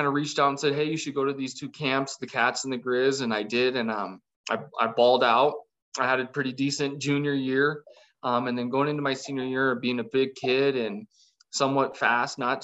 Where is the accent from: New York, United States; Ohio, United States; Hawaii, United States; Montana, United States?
Montana, United States; East Helena; Growing up in East Helena